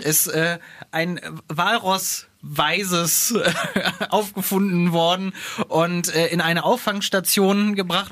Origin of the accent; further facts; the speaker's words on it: Scharzfeld, Lower Saxony, Germany; ich komme aus dem Südharz, aus äh, Scharzfeld am Harz